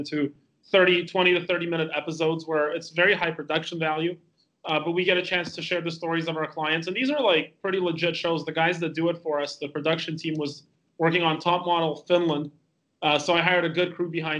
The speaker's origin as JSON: {"language": "English", "country": "Canada", "also_born_or_lived": "Calgary, Alberta", "moved": "as an adult", "lives_now": "Estonia", "said": "I'm Canadian"}